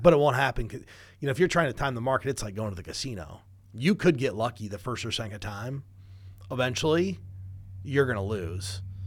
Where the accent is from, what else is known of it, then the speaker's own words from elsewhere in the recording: Midwest, United States; we're from the Midwest, so we get cold winters